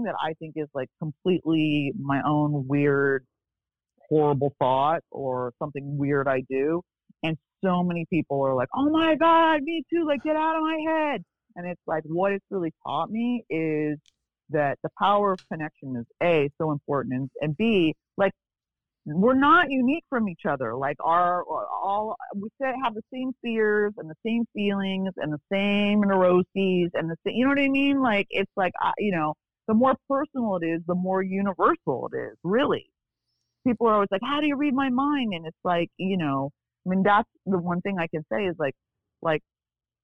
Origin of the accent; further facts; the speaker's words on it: Beverly Hills, California, United States; also born or lived in Bel Air; I grew up in Beverly Hills